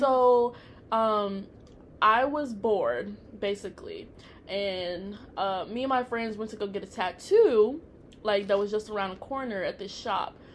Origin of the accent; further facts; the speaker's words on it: Tennessee, United States; now in Texas, United States; I'm originally from Tennessee